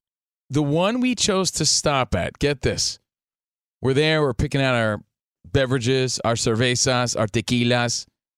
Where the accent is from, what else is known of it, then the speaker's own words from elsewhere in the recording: East Coast, United States; Again, we're from the East Coast, so these were the soundtracks to our life, basically.